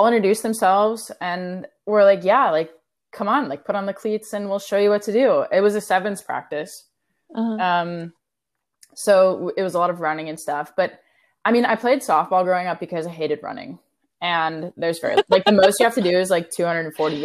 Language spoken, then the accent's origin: English; Orlando, Florida, United States; moved away; I'm from Orlando